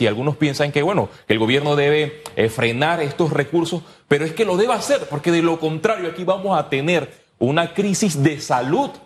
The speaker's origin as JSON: {"language": "Spanish", "town": "Puerto Armuelles", "region": "Chiriquí", "country": "Panama", "moved": "yes", "said": "a mi tierra chiricana"}